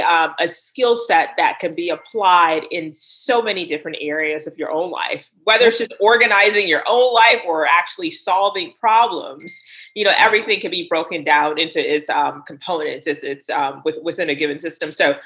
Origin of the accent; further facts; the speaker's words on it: Liberia; also born or lived in United States; I mean, I was born here in the States, but I did live in Liberia for about 8 years, I would say.